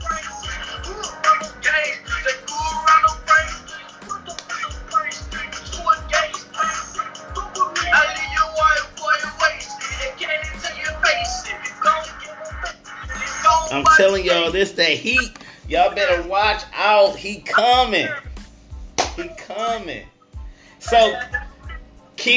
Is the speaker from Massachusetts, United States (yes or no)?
no; Flint, Michigan, United States; I'm from Flinttown, aka Bedrock